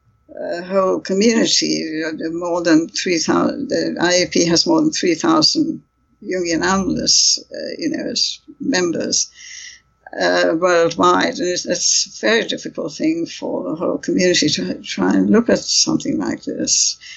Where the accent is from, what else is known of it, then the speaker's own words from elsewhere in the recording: United Kingdom; I have strong feelings about this because I'm British Indian myself.